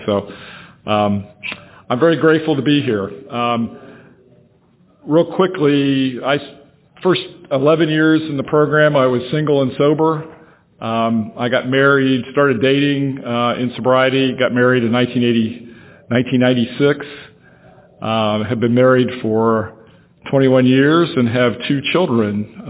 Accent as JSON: {"language": "English", "town": "Franklin", "region": "Tennessee", "country": "United States", "said": "And like I said, I'm from Franklin, Tennessee."}